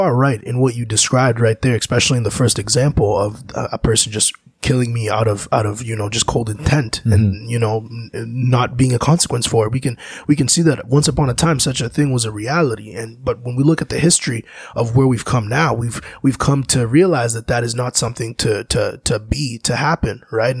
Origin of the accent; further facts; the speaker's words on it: DR Congo; My home country, Congo, mm-hmm. is a great example of how the mineral that's so important for these electronics to run